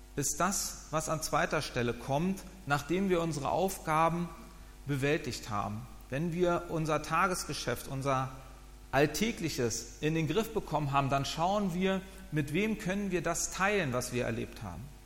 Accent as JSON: {"language": "German", "region": "Northern Germany", "country": "Germany", "also_born_or_lived": "Wiesbaden", "said": "meine Heimat ist der Norden"}